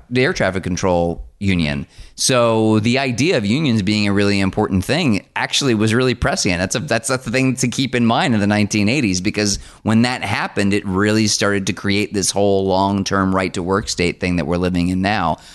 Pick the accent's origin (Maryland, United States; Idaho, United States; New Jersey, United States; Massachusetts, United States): New Jersey, United States; I grew up in New Jersey